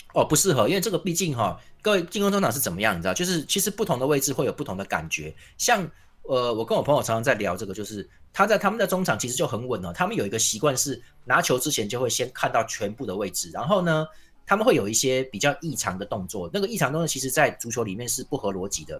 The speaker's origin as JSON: {"language": "Chinese", "region": "Tainan", "country": "Taiwan", "said": "我们台南人"}